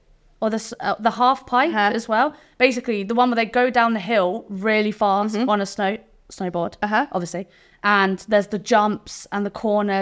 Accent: England, United Kingdom; accent: English; It's not. It's English, born on the South Coast.

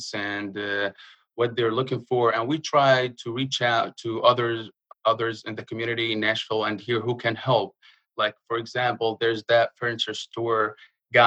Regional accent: Jordan; moved away as an adult; now in Murfreesboro, United States; I'm originally from Palestine. I was born and raised in Jordan, in the Middle East, to the U.S. a little bit over 5 years ago now. Came as an immigrant.

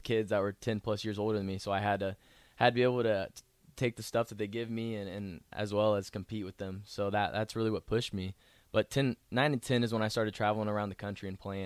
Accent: Columbia, Missouri, United States; moved away as an adult; now in Nebraska, United States; I'm from Columbia, Missouri, born and raised

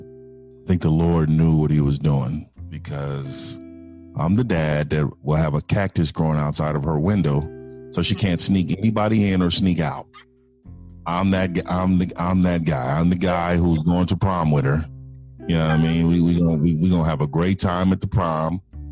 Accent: San Francisco, California, United States; San Francisco, California.

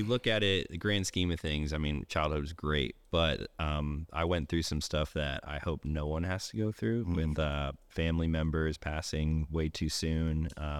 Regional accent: Pennsylvania, United States; I grew up in Eastern Pennsylvania, north of Philadelphia, about an hour and a half, kind of in a pretty rural area, similar to this, like very small town.

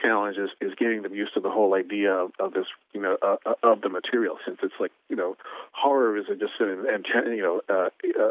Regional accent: Portland, Oregon, United States; I'm from Portland

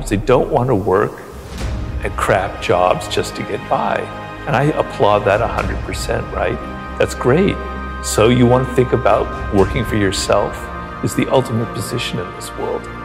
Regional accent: Ireland

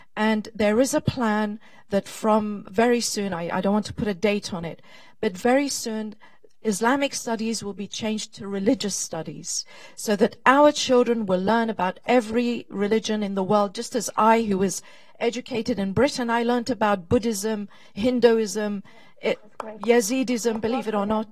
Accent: Sinjar, Nineveh, Iraq; I'm from Shingal

